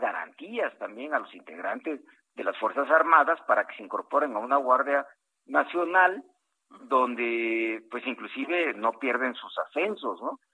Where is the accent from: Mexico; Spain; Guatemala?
Mexico; Costa Chica of Guerrero; soy costeño, de la costa chica de Guerrero